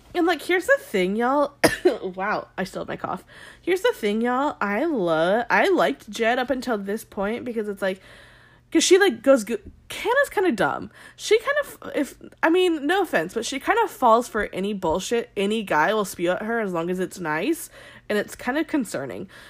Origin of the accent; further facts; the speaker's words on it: Arizona, United States; I grew up in Arizona